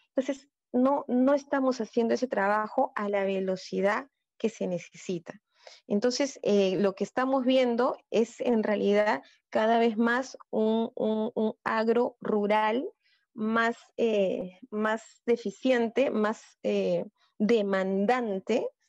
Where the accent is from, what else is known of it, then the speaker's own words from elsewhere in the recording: Peru; tenemos como peruanos